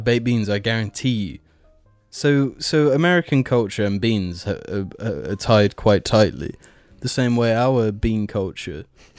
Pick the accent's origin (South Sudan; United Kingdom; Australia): United Kingdom; we're British